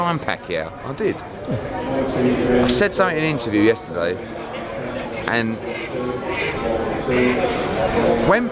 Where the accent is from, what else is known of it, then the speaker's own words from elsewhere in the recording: United Kingdom; we're British